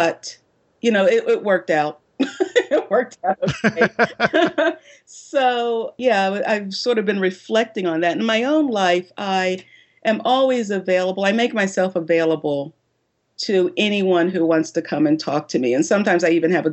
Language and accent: English; Philadelphia, Pennsylvania, United States; also born or lived in New York City, United States; now in North Carolina, United States; I grew up in Philadelphia, Pennsylvania